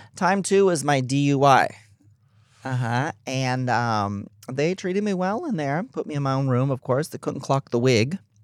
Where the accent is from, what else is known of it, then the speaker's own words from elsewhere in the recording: Texas, United States; I'm from Texas